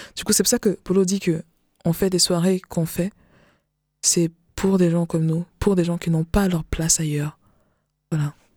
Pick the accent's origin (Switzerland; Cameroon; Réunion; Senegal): Cameroon; West; now in France; je suis camerounaise parce que je suis pas française, encore, pas encore